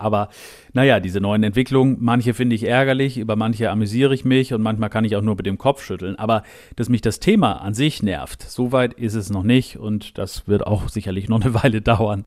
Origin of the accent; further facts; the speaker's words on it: Germany; now in United Kingdom; ich als Deutscher